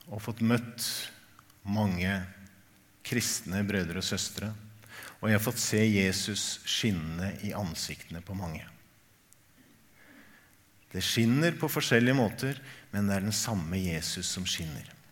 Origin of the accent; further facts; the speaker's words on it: Tanzania; Norwegian is a second language; also born or lived in Kenya; now in Norway; Og så kommer jeg fra Tanzania og Kenya, hvor kirken er helt annerledes. Mye mer høykirkelig.